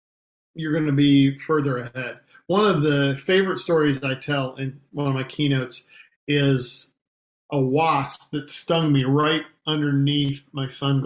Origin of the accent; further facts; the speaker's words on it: Marblehead, Ohio, United States; So I grew up in Northern Ohio, Marblehead, outside of a small town called Marblehead.